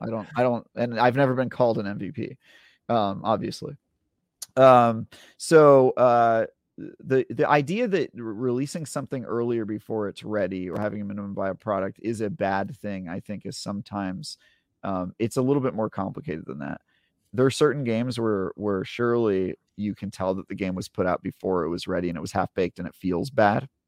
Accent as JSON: {"language": "English", "country": "United States", "said": "I'm an American"}